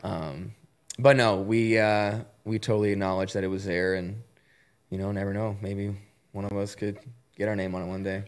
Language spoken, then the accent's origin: English; Columbus, Ohio, United States; I grew up in Columbus